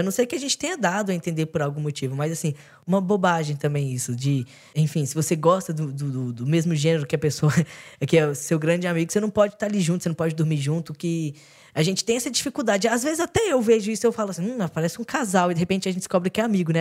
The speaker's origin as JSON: {"language": "Portuguese", "town": "Belo Horizonte", "region": "Minas Gerais", "country": "Brazil", "moved": "yes", "lives_now": "São Paulo, Brazil", "said": "Eu sou de Belo Horizonte, então também vim, vim para São Paulo"}